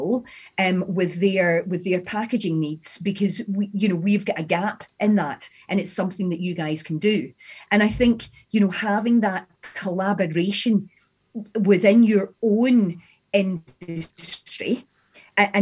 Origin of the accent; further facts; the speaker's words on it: Scotland, United Kingdom; accent: Scottish; my Scottish accent